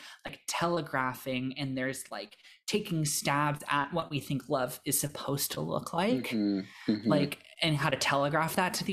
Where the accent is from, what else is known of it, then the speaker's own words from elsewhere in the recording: United States; in America, we're taught to be a lot less distrustful of like strangers